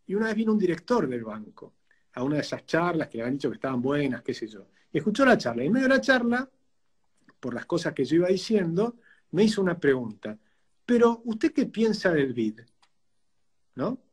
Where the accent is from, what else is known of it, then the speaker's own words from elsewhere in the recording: Argentina; somos argentinos